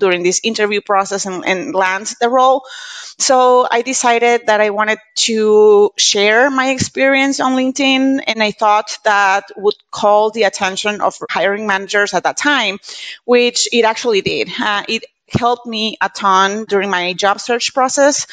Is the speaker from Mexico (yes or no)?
yes; Monterrey, Nuevo León, Mexico; first language Spanish; English is a second language; I'm Mexican. I was born and raised in Monterrey, Mexico, with my mom and my family and everything